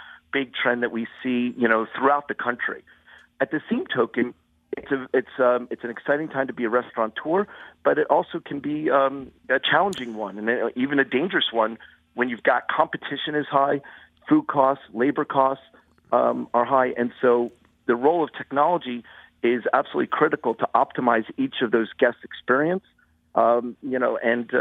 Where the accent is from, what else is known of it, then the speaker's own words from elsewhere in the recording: Haddonfield, New Jersey, United States; I'm from Haddonfield, New Jersey, you know, which is just a neighboring town